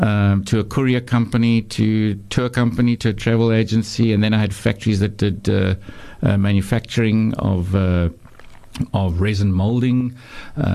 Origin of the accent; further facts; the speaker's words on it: Knysna, Western Cape, South Africa; moved away as an adult; also born or lived in Claremont, Cape Town; now in Cape Town, South Africa; So I come from Knysna. Knysna is my hometown